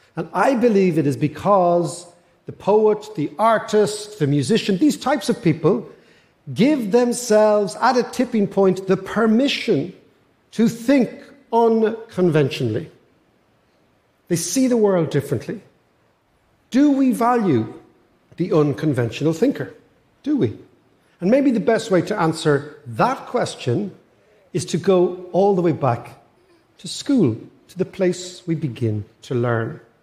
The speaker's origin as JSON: {"language": "English", "country": "Ireland", "said": "I'm an Irish economist"}